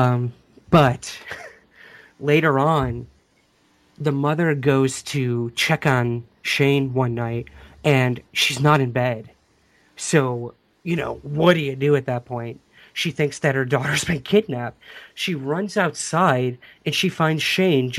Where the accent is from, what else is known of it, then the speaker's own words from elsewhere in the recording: Syracuse, New York, United States; right outside Syracuse, New York, which is actually my hometown